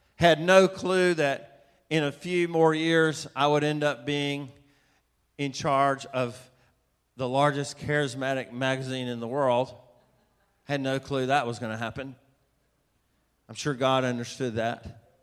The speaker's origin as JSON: {"language": "English", "town": "Atlanta", "region": "Georgia", "country": "United States", "tie": "born or raised there", "said": "I was raised in Atlanta, Georgia"}